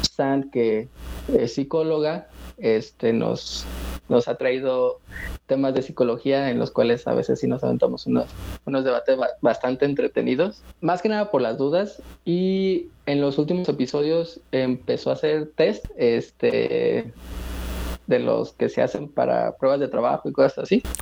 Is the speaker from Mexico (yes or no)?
yes; Mexico; also born or lived in Aguascalientes; De México. Yo estoy en Aguascalientes